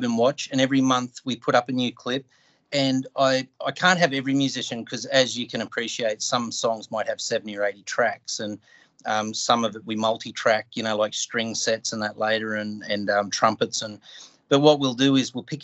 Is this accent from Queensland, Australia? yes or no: yes; North Queensland, Australia; I come from North Queensland in Australia